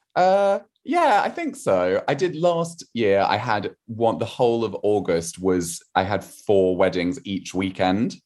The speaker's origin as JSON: {"language": "English", "area": "rural Wiltshire near Salisbury", "region": "South West England", "country": "United Kingdom", "tie": "born or raised there", "said": "I grew up in a tiny, tiny village, uh, in, um, rural Wiltshire near Salisbury"}